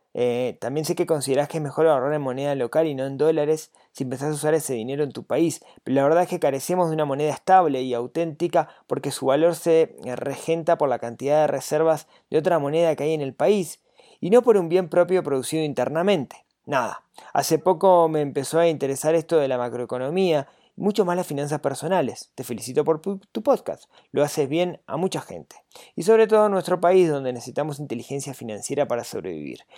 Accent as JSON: {"language": "Spanish", "country": "Uruguay"}